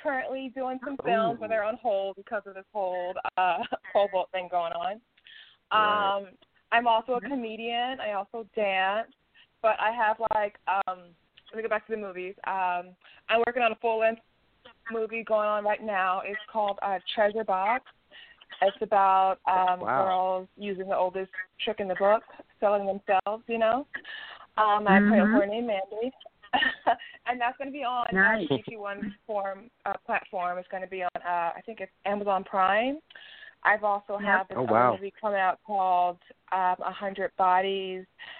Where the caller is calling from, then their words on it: South Carolina, United States; I'm from South Carolina.